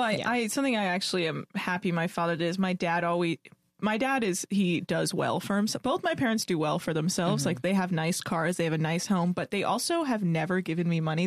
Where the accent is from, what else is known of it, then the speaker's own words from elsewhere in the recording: United States; I was raised in America and I am American